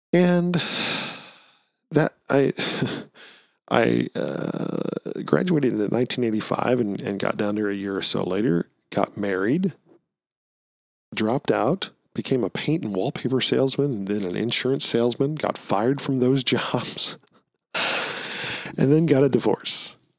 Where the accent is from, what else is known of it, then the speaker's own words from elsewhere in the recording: Missouri, United States; moved away; In the spring of 1994, I was working for the production company in St. Louis, Missouri, which is, you know, I'm from the Missouri.